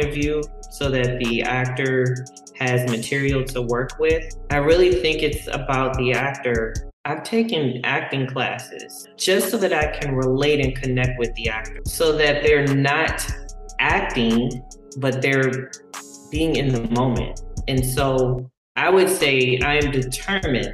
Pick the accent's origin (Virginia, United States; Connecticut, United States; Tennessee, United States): Virginia, United States; Dale City; moved away; also born or lived in Washington, D.C. / Maryland; I grew up in Dell City, which is Northern Virginia, but I'll say that most of my time was spent in Washington, D.C.